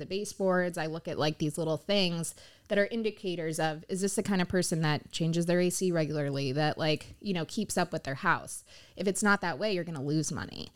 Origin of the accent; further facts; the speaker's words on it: Pompano Beach, Florida, United States; I'm born and raised in Pompano Beach. I've always lived in South Florida